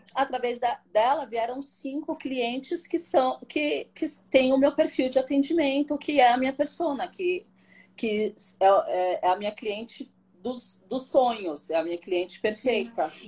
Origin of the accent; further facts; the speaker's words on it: São Paulo, Brazil; sou daqui de São Paulo, do bairro da Aclimação